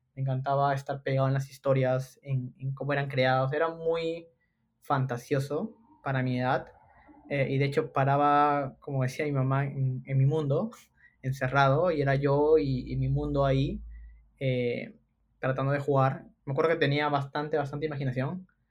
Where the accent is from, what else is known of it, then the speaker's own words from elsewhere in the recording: Lima, Peru; soy limeño de nacimiento